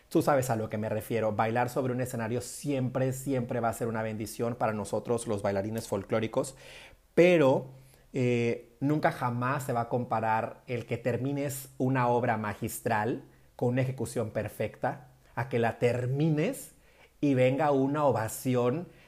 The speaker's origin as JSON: {"language": "Spanish", "region": "northern Mexico", "country": "Mexico", "said": "en nuestro caso particular, por ejemplo, que somos norteños, cuando suenan los acordeones"}